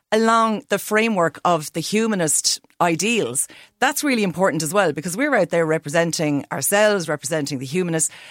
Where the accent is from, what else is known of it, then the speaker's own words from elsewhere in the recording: Roscommon, Connacht, Ireland; I'm from Roscommon.